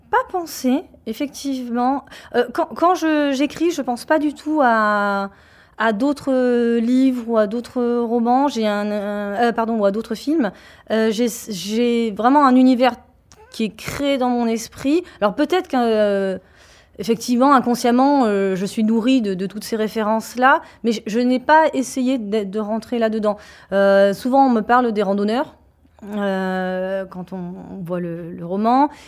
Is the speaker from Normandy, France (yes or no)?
no; Paris, Île-de-France, France; De Paris. je suis de Paris.